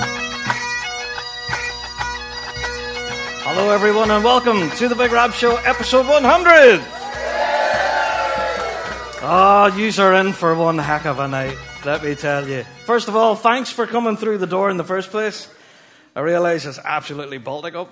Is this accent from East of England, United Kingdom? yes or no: no; Northern Irish, Northern Ireland, United Kingdom; We are all Northern Irish folk